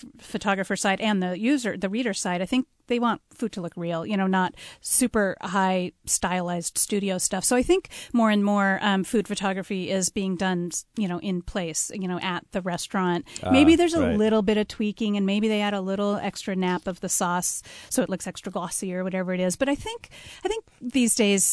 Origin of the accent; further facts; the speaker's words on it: Edmonds, Washington, United States; also born or lived in Seattle; I've lived here pretty much all my life, grew up in Edmonds